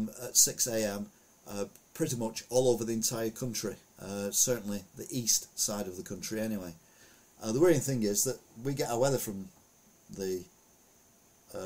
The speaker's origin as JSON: {"language": "English", "area": "the Pennines", "region": "North West England", "country": "United Kingdom", "tie": "born or raised there", "moved": "yes", "lives_now": "Wigan, United Kingdom", "said": "I was brought up on the Pennines."}